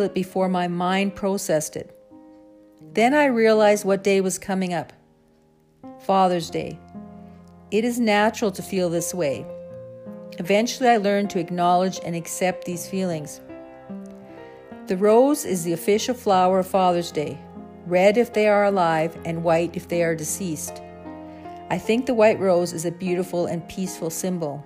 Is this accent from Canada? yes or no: yes; the Canadian prairies, Canada; growing up on the Canadian prairies